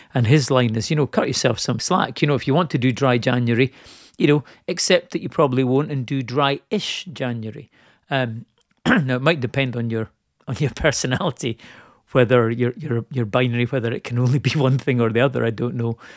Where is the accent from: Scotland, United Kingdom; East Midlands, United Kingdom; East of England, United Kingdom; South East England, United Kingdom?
Scotland, United Kingdom; I'm Scottish